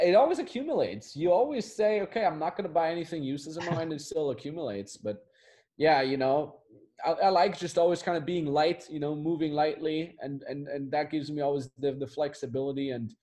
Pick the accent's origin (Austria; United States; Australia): Austria; moved away as an adult; my hometown is in the Austrian Alps